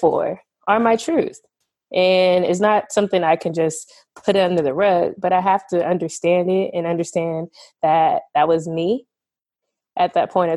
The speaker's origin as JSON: {"language": "English", "town": "Seattle", "region": "Washington", "country": "United States", "said": "I am from Seattle, Washington. I'm also living there and there currently"}